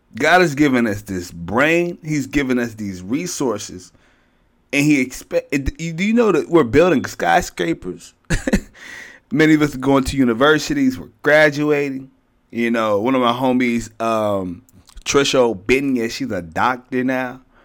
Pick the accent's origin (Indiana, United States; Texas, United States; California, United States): Texas, United States; Houston; I'm from Houston